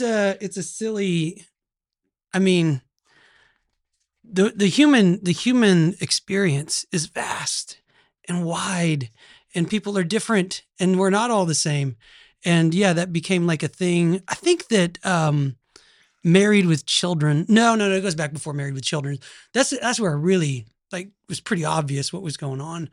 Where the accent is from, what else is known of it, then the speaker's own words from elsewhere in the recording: Oklahoma, United States; accent: Oklahoma; this is an Oklahoma accent